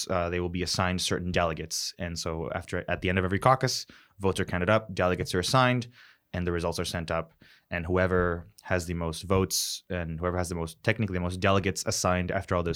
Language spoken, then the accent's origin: English; Bayamón, Puerto Rico; moved away as an adult; now in Chicago, United States; I'm originally from Bayamón. I moved to Chicago about 2.5 years ago for grad school